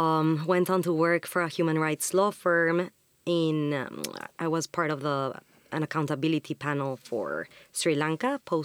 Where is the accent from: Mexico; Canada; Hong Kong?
Mexico; moved away as an adult; now in London, United Kingdom; So, yeah, my background is I am from Mexico. I was born there, grew up there, went to uni there.